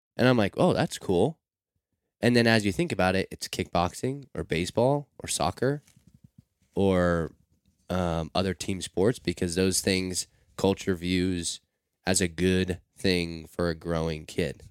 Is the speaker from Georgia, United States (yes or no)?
no; Seattle, Washington, United States; growing up in Seattle. I'm, I'm outside of Seattle, but still in the city